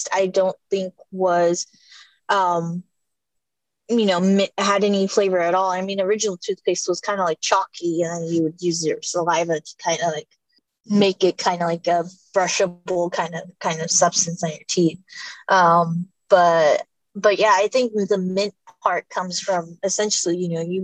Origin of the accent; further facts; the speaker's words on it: California, United States; I've been in here in California since I've been born